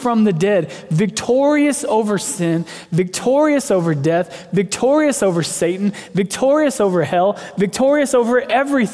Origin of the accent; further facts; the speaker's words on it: Texas, United States; I remember being a little kid, and I grew up in Texas